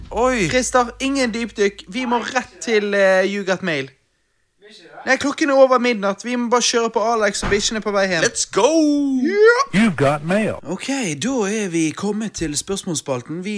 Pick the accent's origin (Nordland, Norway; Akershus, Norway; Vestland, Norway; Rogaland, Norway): Rogaland, Norway; Stavanger; jeg er fra Stavanger, vi har olje